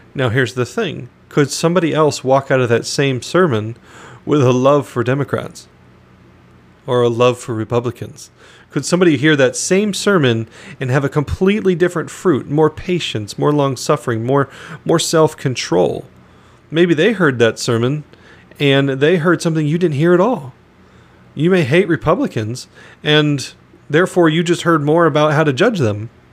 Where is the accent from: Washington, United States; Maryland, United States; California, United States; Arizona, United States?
Arizona, United States; Phoenix; also born or lived in northern Michigan; now in Michigan, United States; I'm was born and raised in Phoenix, Arizona